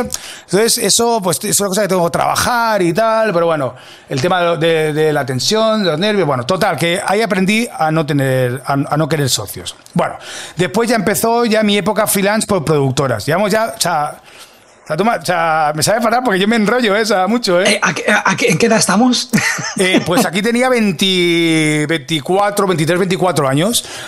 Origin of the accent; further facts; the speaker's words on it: Catalonia, Spain; also born or lived in Mataró (attended school there as a teen); now in Madrid, Spain; yo soy catalán